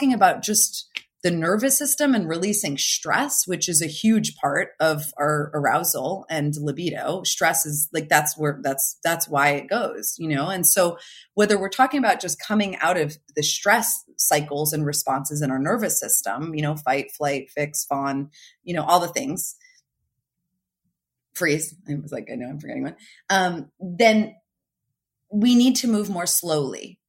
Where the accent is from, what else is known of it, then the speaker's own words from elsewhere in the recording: New Jersey, United States; now in California, United States; I'm from New Jersey originally. I live in California now